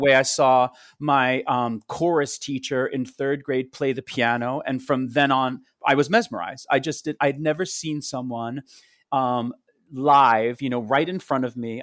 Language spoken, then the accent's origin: English; Rockville Centre, New York, United States; also born or lived in Queens, New York; I grew up on Long Island in Rockville Center. I was born in Queens